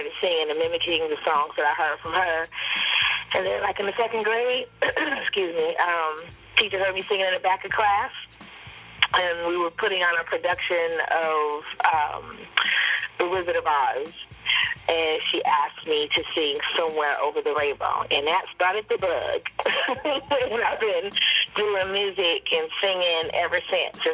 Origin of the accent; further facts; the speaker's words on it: Los Angeles, California, United States; I'm originally from Los Angeles, California. I, of course, grew up in church